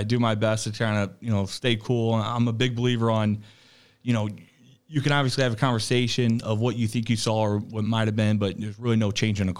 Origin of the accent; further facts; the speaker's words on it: Waterloo, Illinois, United States; Waterloo, Illinois.